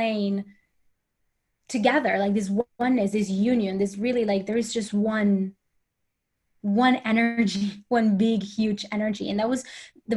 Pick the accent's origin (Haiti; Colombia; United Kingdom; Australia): Colombia; English is a second language; moved away; also born or lived in United States / Sweden; I am from Colombia, so I had to move out of Colombia, and then I had to get to the States and learn the language